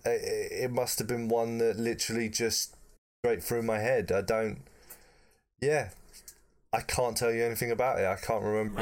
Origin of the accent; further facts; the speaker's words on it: United Kingdom; as a proud Brit